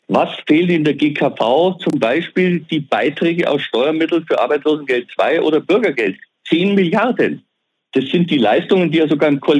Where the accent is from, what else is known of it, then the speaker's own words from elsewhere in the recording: Bavaria, Germany; Ich komme aus dem Allgäu, wenn ich den Allgäu-Klinikverbund sehe